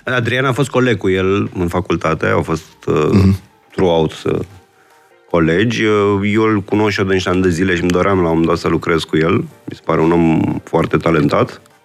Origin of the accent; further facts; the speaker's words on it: Bucharest, Romania; sunt născut și crescut în București